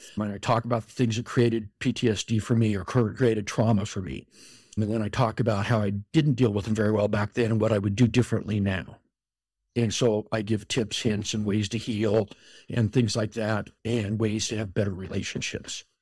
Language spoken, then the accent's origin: English; Colorado, United States; moved away as an adult; now in Utah, United States; I grew up in Colorado, out on the plains in a small farm town